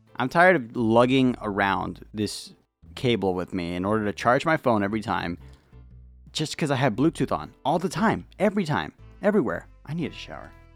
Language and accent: English; United States; I'm an American